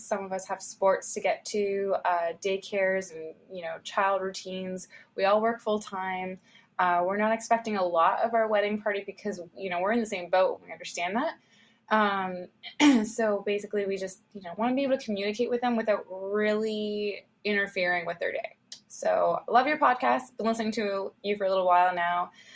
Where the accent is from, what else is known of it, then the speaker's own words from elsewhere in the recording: Ontario, Canada; We are from Ontario, Canada, close to Toronto, but not in Toronto